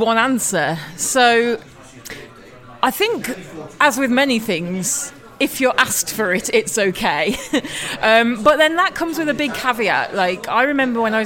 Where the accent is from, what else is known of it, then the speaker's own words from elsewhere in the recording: United Kingdom; I'm British